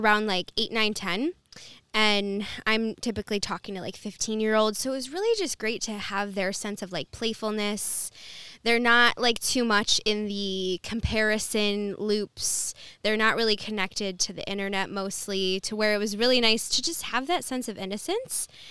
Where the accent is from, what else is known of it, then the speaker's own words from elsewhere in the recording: Dearborn, Michigan, United States; also born or lived in Wyandotte, Michigan; now in Bloomfield, United States; born and raised in, from Dearborn, and then lived in Wyandotte for a little bit, and now I'm in Bloomfield